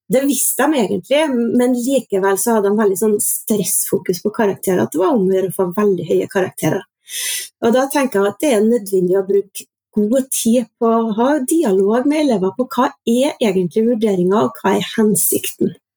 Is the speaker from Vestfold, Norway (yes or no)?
no; Orkdal, Trøndelag, Norway; now in Trondheim, Norway; jeg er trønder. Opprinnelig fra Orkdalen, men har vært bosatt i Trondheim i over 20 år nå.